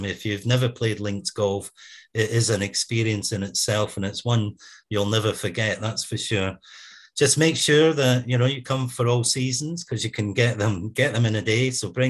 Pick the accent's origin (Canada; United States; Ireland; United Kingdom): United Kingdom; Scotland